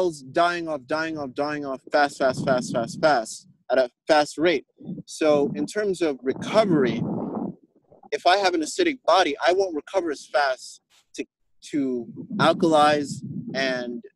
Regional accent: Jamaica; as a Jamaican

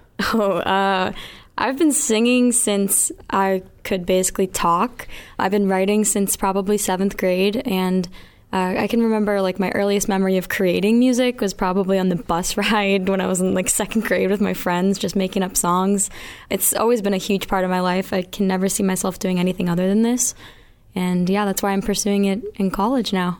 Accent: Mansfield, Massachusetts, United States; also born or lived in Miami, Florida; I'm from Mansfield, Massachusetts, and I'm 21, just turned 21.

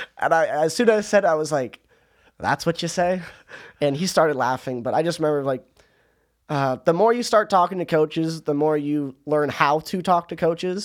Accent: Orange County, California, United States; moved away as an adult; now in Towson, United States; I'm from Orange County

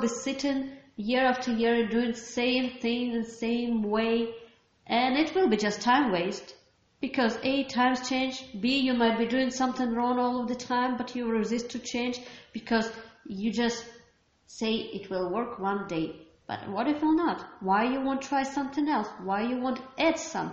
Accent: Ukraine; I'm from Ukraine

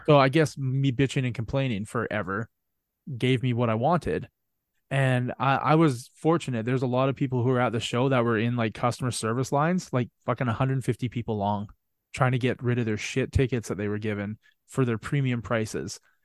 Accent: Canada; I'm from Canada

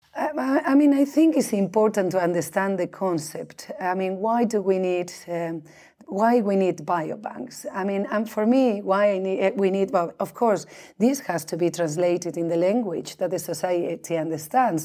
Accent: Spain; moved away as an adult; also born or lived in Norway; now in Sweden; I'm originally from Spain, but I came here to Scandinavia, um, in two thousand and two to do my postdoc

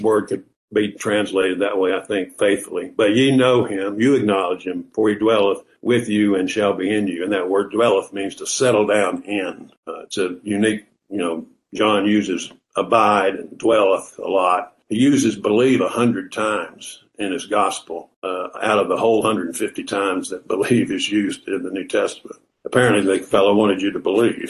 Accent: Southern, United States; accent: Southern; my Southern accent

